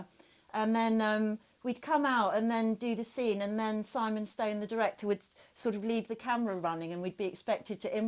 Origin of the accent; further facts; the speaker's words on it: Woking, South East England, United Kingdom; my hometown. It's all about Woking. I was brought up in the same town